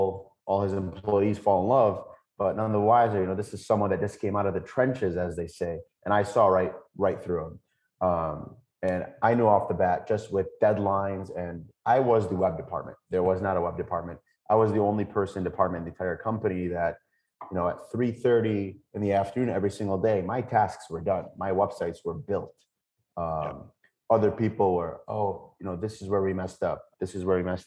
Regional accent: United States; also born or lived in Lebanon; as an American, someone who has access to healthcare, basic paying jobs

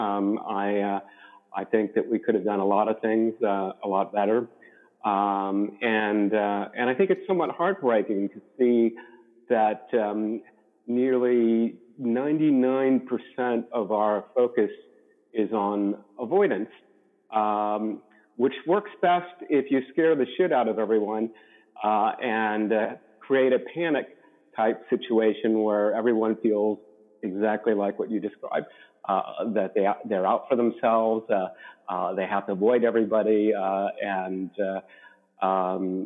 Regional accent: Maryland, United States; moved away as an adult; also born or lived in Ithaca, New York; now in San Diego, United States; Grew up in Maryland

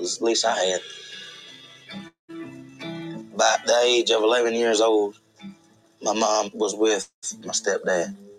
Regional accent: McIntosh, Alabama, United States; I'm from McIntosh, Alabama.

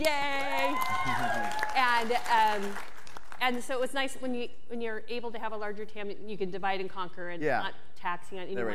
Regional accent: Lebanon, Oregon, United States; I am from Lebanon, Oregon, the Willamette Valley

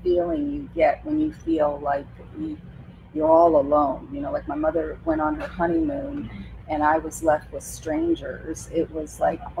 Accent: Florida, United States; also born or lived in West Palm Beach, Florida; I was born at St. Mary's Hospital, for those of you who are true Florida crackers. I was born in West Palm, and we left in the middle of the night to go across state.

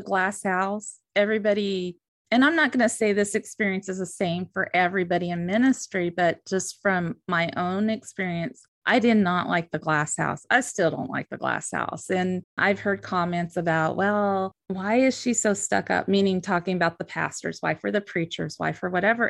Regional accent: the West, United States; born or raised there; now in Southern United States

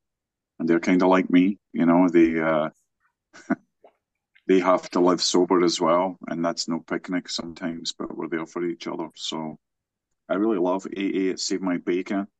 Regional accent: Scotland, United Kingdom; now in West Virginia, United States; I'm located in Virginia. I'm not from here originally, of course. I'm from Scotland

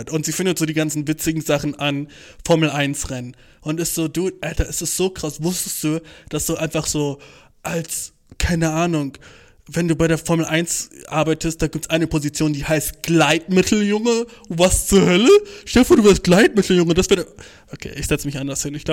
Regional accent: Turkey; ey Bruder, ich bin Türke.

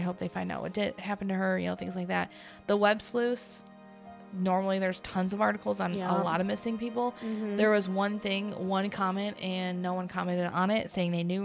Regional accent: Michigan, United States; I'm from Michigan

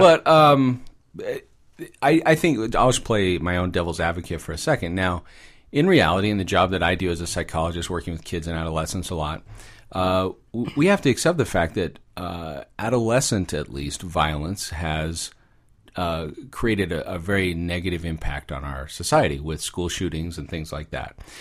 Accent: Orange County, California, United States; moved away; I'm an orange caddy kid. I grew up down there, uh, for, for the first part of my life

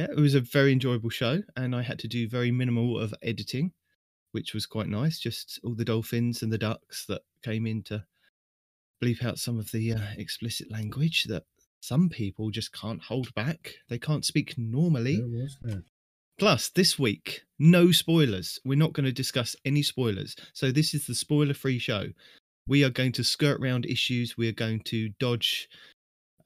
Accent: United Kingdom; I am your British host

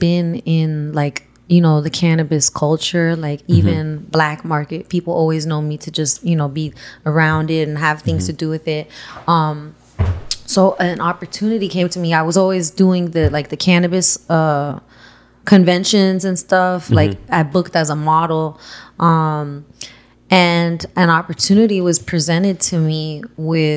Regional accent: Miami Gardens, Florida, United States; also born or lived in Miramar / Las Vegas; I'm from North Miami. Grew up in Miami Gardens, then went to Miami Lakes

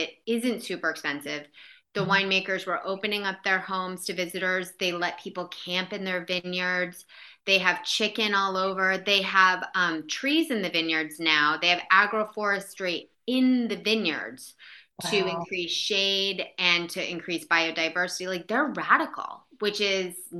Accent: United States; as an American who really is kind of always in a rush.

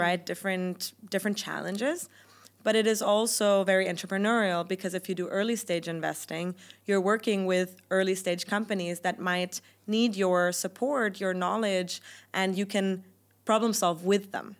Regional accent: Germany; first language German; English is a second language; moved away as an adult; also born or lived in United Kingdom; my native language is German

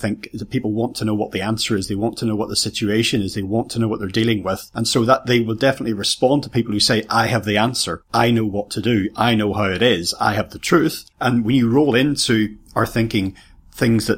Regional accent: Ireland; I come from Ireland

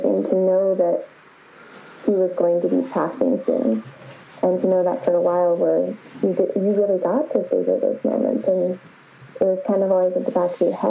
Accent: Kansas City, United States; moved away as an adult; now in London, United Kingdom; So I grew up in Kansas City. That's where I'm originally from

